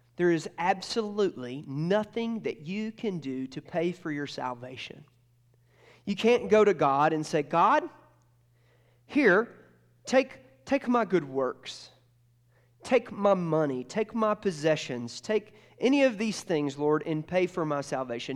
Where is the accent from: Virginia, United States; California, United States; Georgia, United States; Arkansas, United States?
Georgia, United States; moved away; I grew up in Georgia